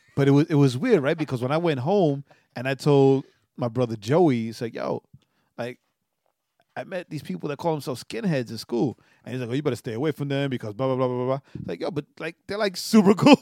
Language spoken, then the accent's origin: English; New York, United States; as a New Yorker